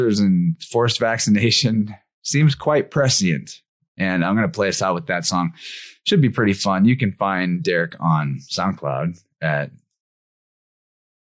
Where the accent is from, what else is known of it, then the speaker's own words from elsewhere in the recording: Missouri, United States; It's my home state.